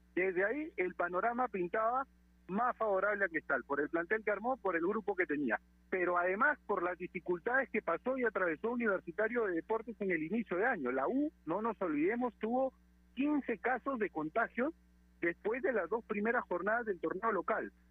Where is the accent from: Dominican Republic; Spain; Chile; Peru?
Peru; nosotros como peruanos